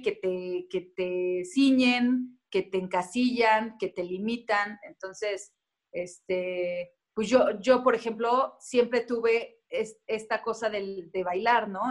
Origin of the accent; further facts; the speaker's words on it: Cuernavaca, Morelos, Mexico; moved away as an adult; also born or lived in Tulancingo, Hidalgo / Mexico City; nací en Tulancingo Hidalgo, a los 7, 8 años me mudé a Cuernavaca y hasta los 19 viví ahí